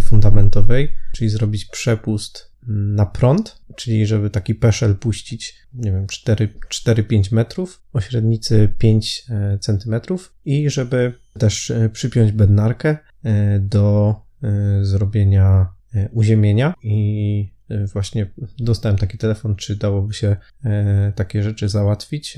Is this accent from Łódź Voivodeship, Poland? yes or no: no; Silesian Voivodeship, Poland; U nas na Śląsku mówi się na to szteter